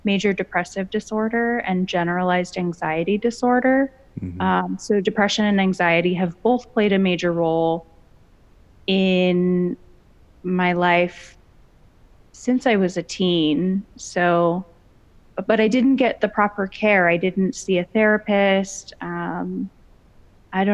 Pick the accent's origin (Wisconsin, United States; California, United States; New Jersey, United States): California, United States; Los Angeles County, Southern; I was born and raised in Southern California, specifically Los Angeles County